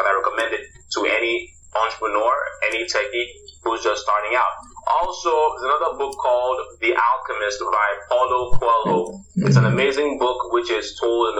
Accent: Nigeria; As a Nigerian

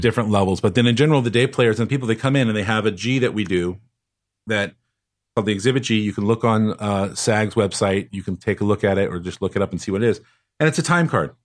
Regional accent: Los Angeles, California, United States; Growing up in Los Angeles

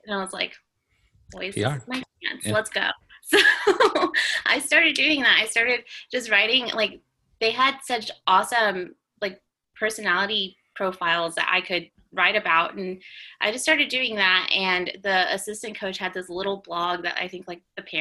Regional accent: Mansfield, Texas, United States; I grew up in Mansfield, which is about 20 minutes south

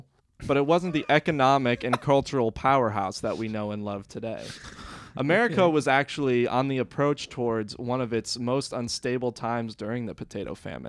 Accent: Ohio, United States; born or raised there

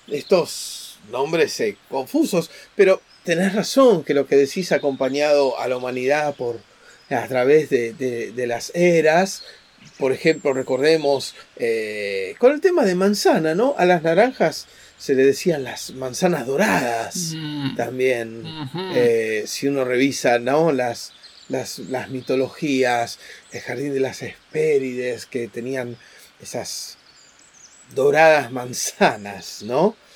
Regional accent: Buenos Aires, Argentina; somos universales y a la vez somos porteños.

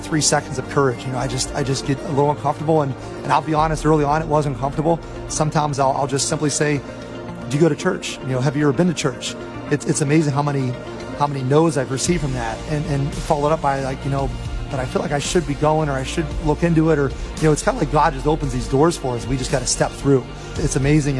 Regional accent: Pittsburgh, Pennsylvania, United States; I grew up just outside of Pittsburgh, Pennsylvania

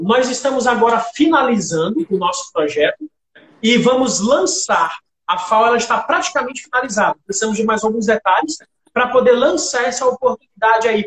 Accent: Imperatriz, Maranhão, Brazil; now in Parauapebas, Brazil; eu cheguei em Parauapebas no ano de 2007, sou natural de Imperatriz

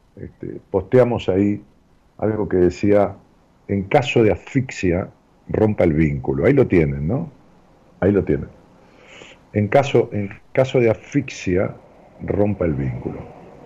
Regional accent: Ramos Mejía, Buenos Aires Province, Argentina; moved away as an adult; now in Buenos Aires, Argentina; algo más de 50 años de vivir en, mi pueblo, allá en Ramos Mejía, en el Gran Buenos Aires.

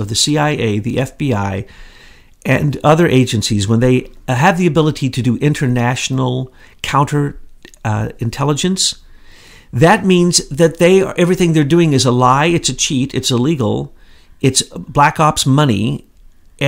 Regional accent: the Ozarks, United States; I'm from the Ozarks.

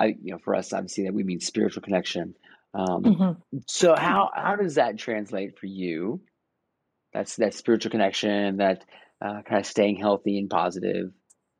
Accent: Florida, United States; moved away as an adult; We're both from Florida

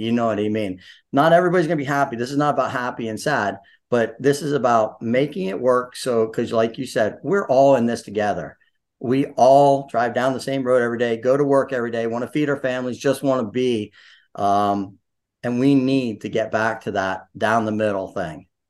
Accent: Sunbury, Pennsylvania, United States; now in Snydertown, United States; although I grew up in Sunbury, went to Shikalimi, you know, hung out there, I am in Snyder Town

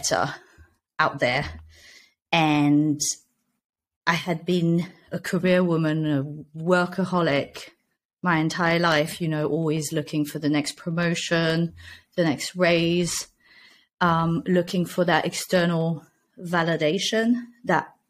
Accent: Nice, Provence-Alpes-Côte d'Azur, France; moved away as an adult; also born or lived in Amsterdam, Netherlands; now in Spain; I'm originally from Nice, in France

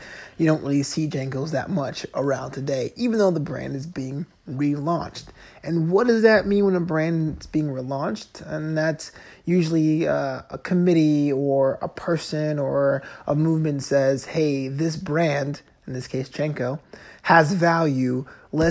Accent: East Coast, United States; now in Los Angeles, United States; I grew up on the East Coast

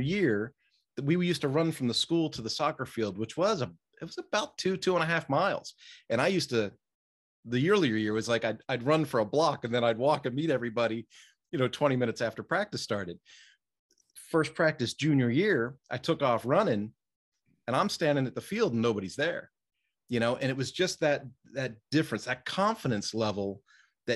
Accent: outside of Philadelphia, Pennsylvania, United States; I'm from the East Coast. I was raised outside of Philadelphia.

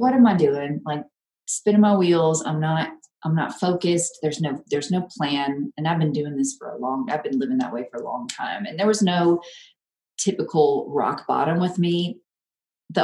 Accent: Memphis, Tennessee, United States; moved away as an adult; now in New Mexico, United States; born and raised in the South. Memphis is, I've called home for a long, long time

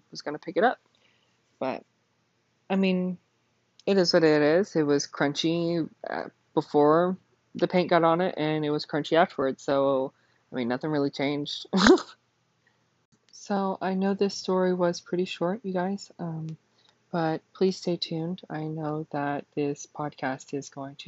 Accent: Burke, Texas, United States; Whenever I was born, my parents had lived in a really small town called Burke, Texas. My family had lived in Burke for probably over 100 years. My family had founded the town, the family house that we had grown up in.

